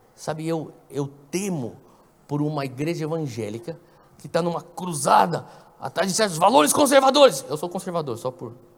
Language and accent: Portuguese; São Paulo, Brazil; quando eu era garoto, lá em São Paulo, eu lembro das cruzadas de Carlos Anacondia no ginásio de Ibirapuera